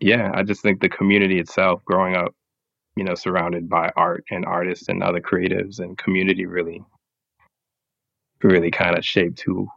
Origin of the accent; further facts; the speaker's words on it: Brooklyn, New York, United States; I think just growing up in New York in general has a crazy influence on a person because there's so many different cultures and everything mashed up together. But Brooklyn, especially, I've got like a great sense